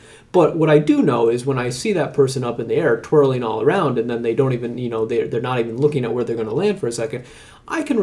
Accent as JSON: {"language": "English", "country": "United States"}